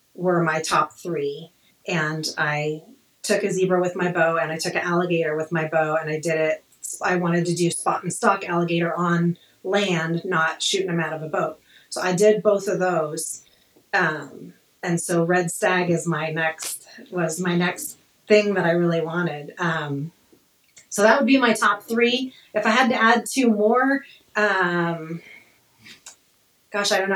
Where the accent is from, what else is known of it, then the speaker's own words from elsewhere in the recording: Alaska, United States; moved away as an adult; also born or lived in Anchorage, Alaska / northern Arizona; now in Arizona, United States; I was born and raised in Alaska